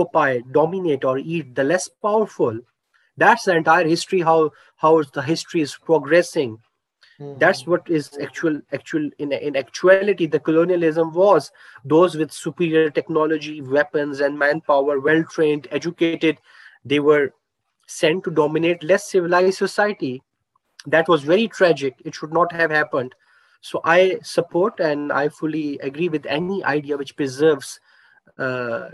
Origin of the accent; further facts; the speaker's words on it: Pakistan; I'm from Pakistan. As a Pakistani citizen, I have my own socio-cultural traits